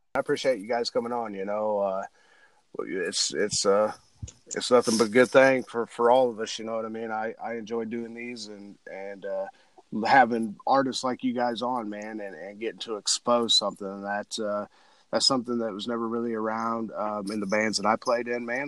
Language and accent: English; Illinois, United States; I'm from Illinois, we love our rock and roll down here